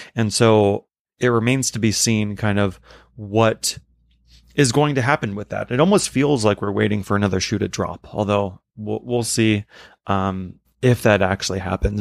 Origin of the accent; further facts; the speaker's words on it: New York City, New York, United States; as a New Yorker